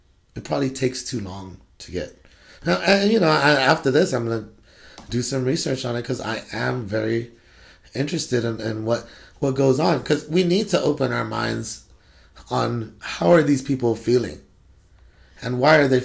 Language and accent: English; Guam; also born or lived in California; now in Washington, United States; I grew up on Guam. I actually grew up in California. I went home to grow up most of my life on Guam. Guam is my home.